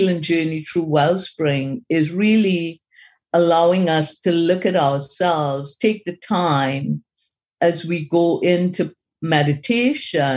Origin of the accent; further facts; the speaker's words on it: Trinidad & Tobago; moved away; I'm originally from Trinidad in the Caribbean. We followed the, at that point in time, we followed the British system of education. So preparing for O levels